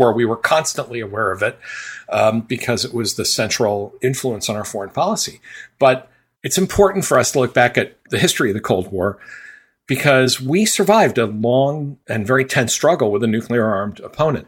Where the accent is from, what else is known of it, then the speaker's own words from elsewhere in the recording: Chicopee, Massachusetts, United States; my hometown, Chicopee, Massachusetts